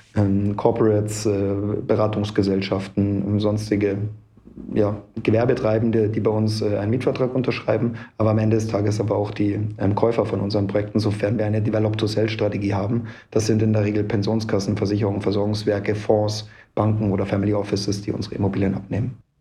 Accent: Munich, Bavaria, Germany; 39 Jahre alt, gebürtiger Münchner

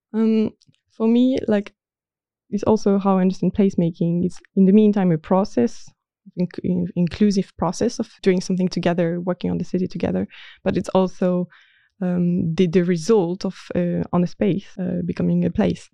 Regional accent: Marseille, Provence-Alpes-Côte d'Azur, France; moved away as an adult; also born or lived in Nantes; now in Netherlands; I was born in Marseille, in the south of France

